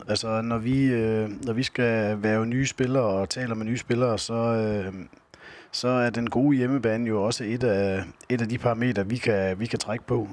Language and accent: Danish; Skjern, Central Denmark Region, Denmark; moved away as an adult; also born or lived in Fredericia / Tønder; født og opvokset i Skjern, hvor hele min familie bor